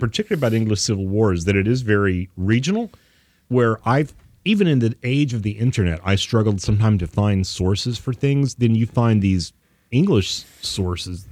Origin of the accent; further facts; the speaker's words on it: Texas, United States; we're from Texas